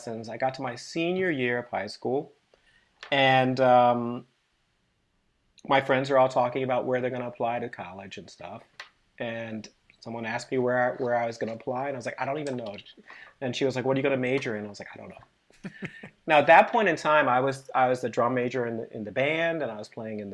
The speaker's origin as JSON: {"language": "English", "region": "Maryland", "country": "United States", "tie": "born or raised there", "said": "I grew up in Maryland"}